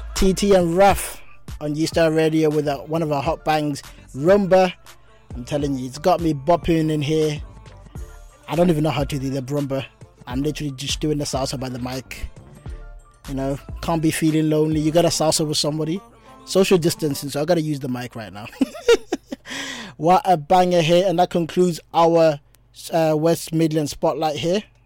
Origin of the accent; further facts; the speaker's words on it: South Africa; moved away; As a South African